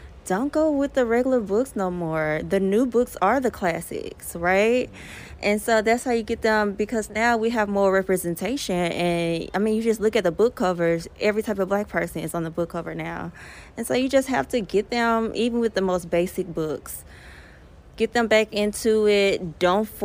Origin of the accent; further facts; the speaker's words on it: Memphis, Tennessee, United States; now in Los Angeles, United States; I'm originally from Memphis.